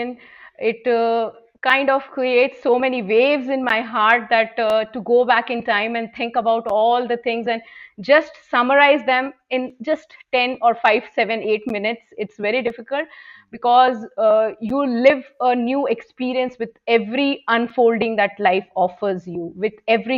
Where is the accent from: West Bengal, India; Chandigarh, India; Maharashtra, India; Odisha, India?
West Bengal, India; Kolkata; moved away as an adult; now in Bangalore, India; I have born and brought up in Kolkata.